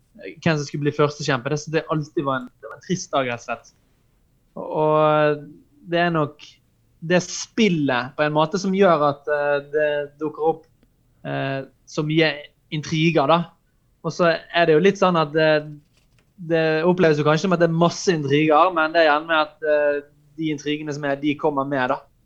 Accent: Norway; vi kristne i Norge i dag

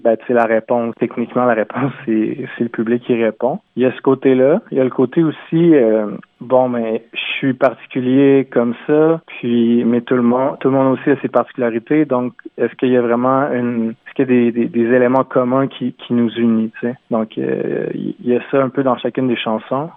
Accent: Quebec City, Quebec, Canada; Je viens de Limoilou à Québec.

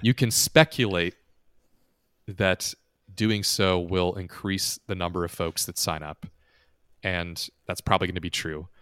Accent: United States; an American who's lived in the States and never elsewhere

